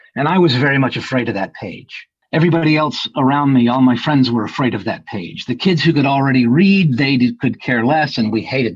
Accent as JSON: {"language": "English", "town": "Winston-Salem", "region": "North Carolina", "country": "United States", "tie": "born or raised there", "said": "I grew up in Winston-Salem, North Carolina"}